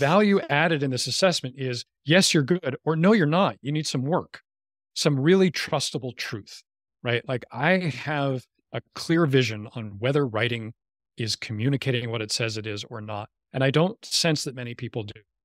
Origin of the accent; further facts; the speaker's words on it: New York, United States; moved away; I grew up in New York where weed is not really a word for pop